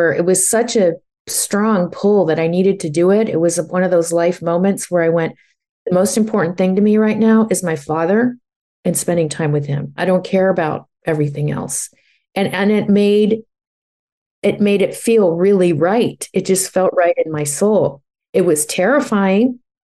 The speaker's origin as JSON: {"language": "English", "region": "New York", "country": "United States", "lives_now": "Napa, United States", "said": "I never thought I'd leave New York because it was part of my identity of I live in New York. I'm a New Yorker, you know?"}